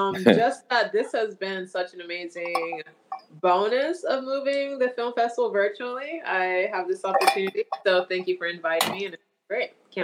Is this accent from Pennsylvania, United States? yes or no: yes; Phoenixville, Pennsylvania, United States; now in California, United States; Pennsylvania, which is where I'm from. I'm from Phoenixville, which is like 30 minutes east of Philly.